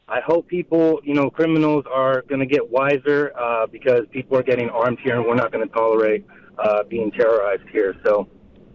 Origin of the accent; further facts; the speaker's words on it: Indianapolis, Indiana, United States; I grew up in Indianapolis